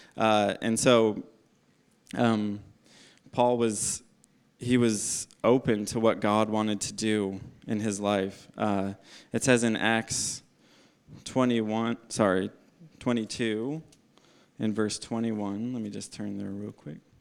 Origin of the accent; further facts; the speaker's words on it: United States; moved away as an adult; now in Australia; my home country is America